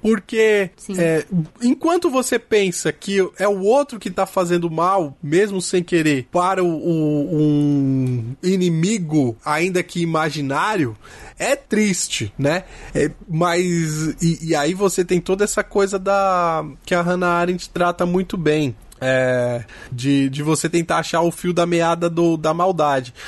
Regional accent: Brazil; Nós somos brasileiros

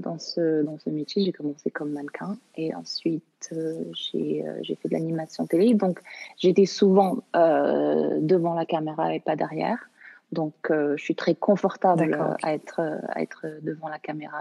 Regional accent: Canada; also born or lived in Morocco; Je, je, suis née au Maroc, j'ai grandi au Canada

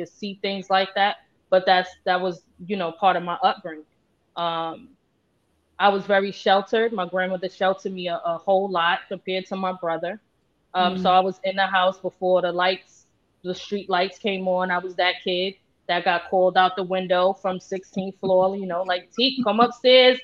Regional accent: New York City, New York, United States; I grew up in Tompkins Projects, between Tompkins, Sumner, and Marcy

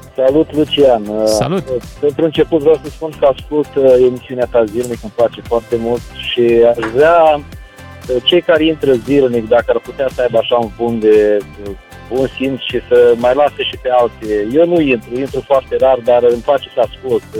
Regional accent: Romania; moved away as an adult; also born or lived in Washington DC area, United States; now in Washington DC, United States; eu sunt plecat de foarte mult timp din România, am peste 20, 25 de ani de când sunt plecat din România

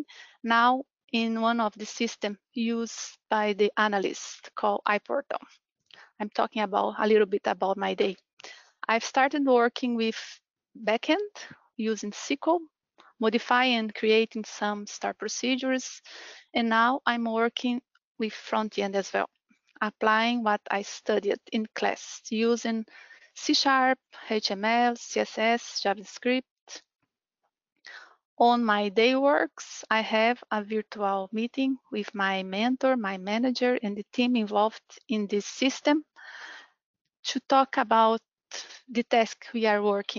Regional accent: Brazil; moved away as an adult; now in Ireland; I'm from Brazil, and I've been living here in Ireland since 2017.

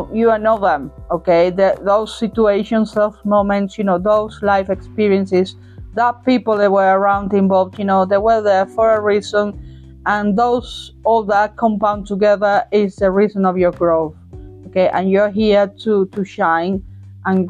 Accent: Cádiz, Andalusia, Spain; moved away; the country and the place that saw me, you know, grow, for the best breath that I took over there, back there, back in the day in Cadiz

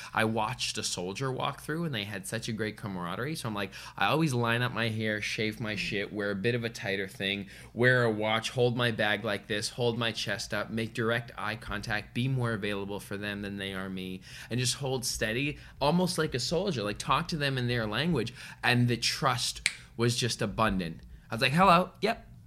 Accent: Canada; as a Canadian boy

